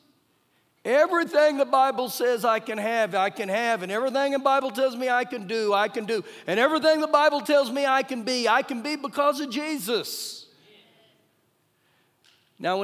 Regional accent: Oklahoma, United States; I was born in Oklahoma

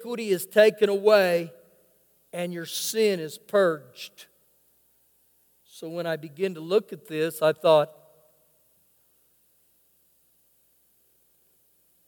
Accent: Oklahoma, United States; now in Lubbock, United States; I grew up in Oklahoma

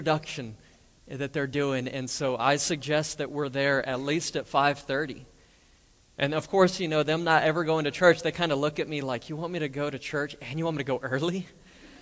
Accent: Roswell, New Mexico, United States; now in Lubbock, United States; go home to my hometown in Roswell

